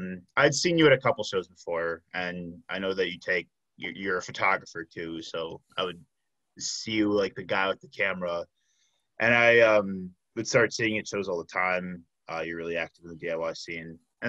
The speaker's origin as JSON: {"language": "English", "town": "Chicago", "region": "Illinois", "country": "United States", "moved": "as an adult", "lives_now": "Milwaukee, United States", "said": "I'm originally from that area, but I came up here for UWM."}